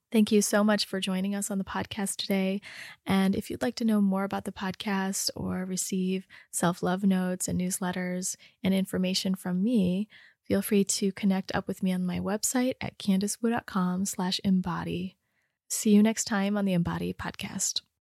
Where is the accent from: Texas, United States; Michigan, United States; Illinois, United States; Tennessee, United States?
Michigan, United States; Rochester; I grew up in Rochester